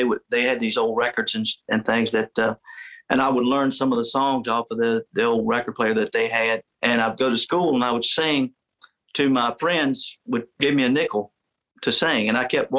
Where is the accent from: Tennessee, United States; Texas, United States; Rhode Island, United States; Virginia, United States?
Virginia, United States; I grew up in Virginia